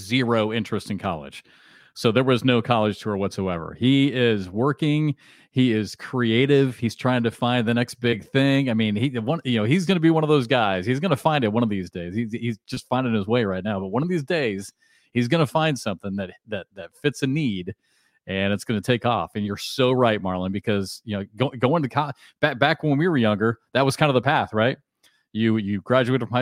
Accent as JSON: {"language": "English", "region": "Iowa", "country": "United States", "tie": "born or raised there", "also_born_or_lived": "Kansas", "moved": "as an adult", "said": "I grew up in Iowa, and I could have easily gone to a small school in Iowa"}